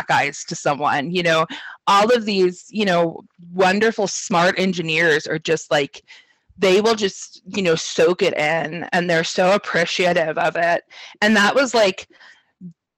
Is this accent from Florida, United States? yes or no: no; Sacramento, California, United States; I grew up in Sacramento, so I'm not too far from where I'm at now